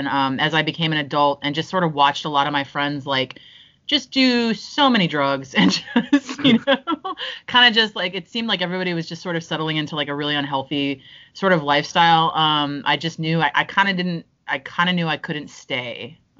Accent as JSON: {"language": "English", "region": "South Florida", "country": "United States", "tie": "born or raised there", "also_born_or_lived": "New York", "moved": "as an adult", "said": "I am from South Florida."}